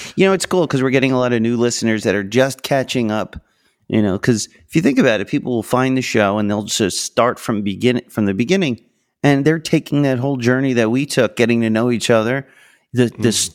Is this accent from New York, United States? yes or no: yes; Long Island, New York, United States; I'm from Long Island, I'm from New York.